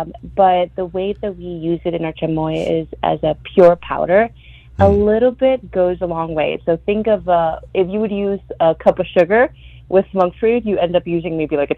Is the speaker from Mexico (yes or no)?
yes; Mexico; now in McAllen, United States; I was born and raised in Mexico, but my family and I have been in the RGB for about 10 years.